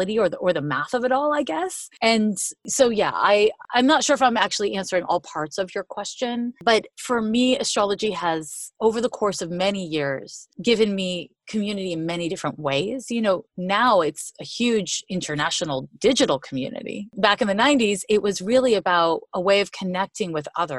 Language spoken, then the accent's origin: English; Montreal, Quebec, Canada; now in United States; I'm from Montreal, Quebec. I've been in the US for like 25 years, but I still got it. You know, a little Canadian, a little American